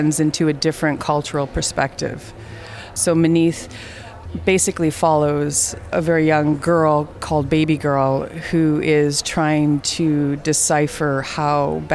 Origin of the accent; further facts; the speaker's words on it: Fort Frances, Ontario, Canada; I'm Métis from Fort Frances, Ontario, Canada